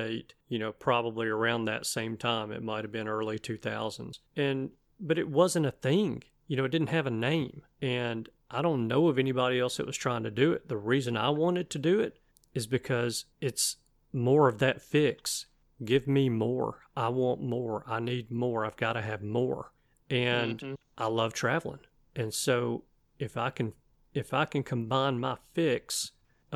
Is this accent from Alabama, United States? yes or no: yes; Alabama, United States; I'm from Alabama